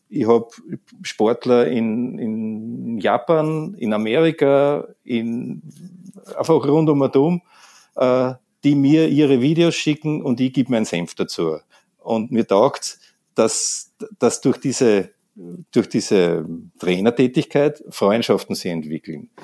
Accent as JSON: {"language": "German", "country": "Austria"}